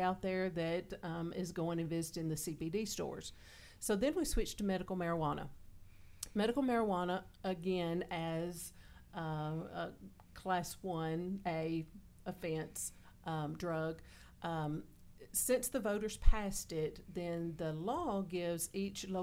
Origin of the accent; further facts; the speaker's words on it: the South, United States; I'm from the South